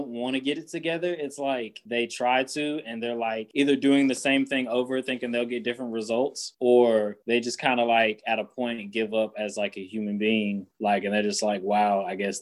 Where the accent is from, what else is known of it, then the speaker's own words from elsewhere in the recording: Greensboro, North Carolina, United States; from North Carolina, Greensboro